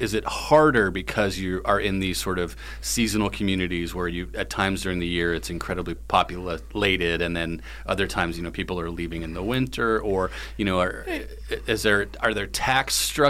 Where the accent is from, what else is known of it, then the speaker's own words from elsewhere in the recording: Massachusetts, United States; growing up in Massachusetts